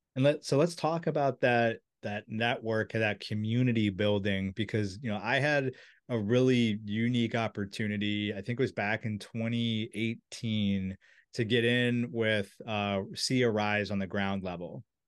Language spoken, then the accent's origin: English; Silver Spring, Maryland, United States; I'm from Silver Spring. I grew up next to there